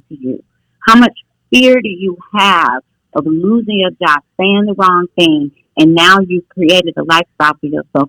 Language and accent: English; Oakland, California, United States; I'm from Oakland, but I was raised in a foster home my first 6 years of life